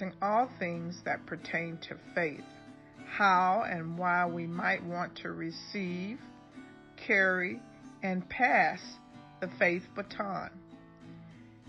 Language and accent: English; East Texas, United States; I grew up in East Texas, small town